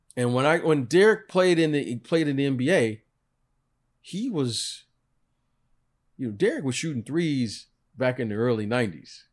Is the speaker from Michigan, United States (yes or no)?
yes; Detroit, Michigan, United States; growing up in Detroit